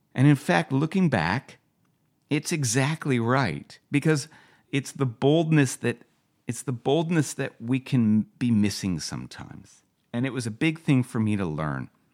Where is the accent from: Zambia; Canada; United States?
Canada; West Vancouver, British Columbia; also born or lived in Calgary; Growing up in West Vancouver, just try not to get the shit beaten out of me at school